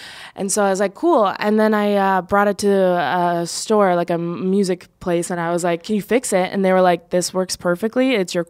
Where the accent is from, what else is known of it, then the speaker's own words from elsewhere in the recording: St. Paul, Minnesota, United States; but I'm also from St. Paul, Minnesota